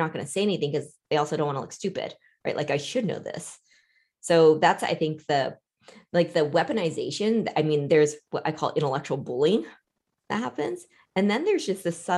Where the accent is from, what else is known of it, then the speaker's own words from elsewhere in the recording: United States; also born or lived in Vietnam; I grew up here